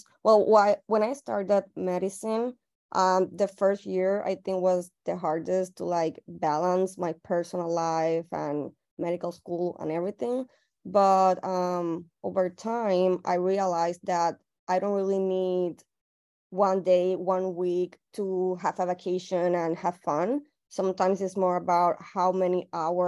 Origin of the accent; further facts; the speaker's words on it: Puerto Rico; I'm from Puerto Rico